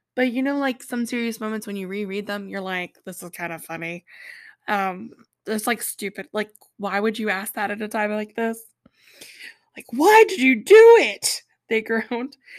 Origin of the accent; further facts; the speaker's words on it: North Carolina, United States; accent: Southern; I am from North Carolina, so I have sometimes a Southern accent